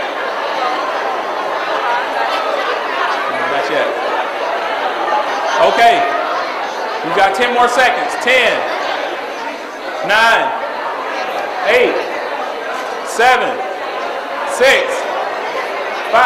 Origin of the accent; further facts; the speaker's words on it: Greenville, South Carolina, United States; moved away as an adult; now in Atlanta, United States; I'm originally from Greenville, South Carolina. I currently live in Atlanta, Georgia. I've been in Atlanta, Georgia for 13 years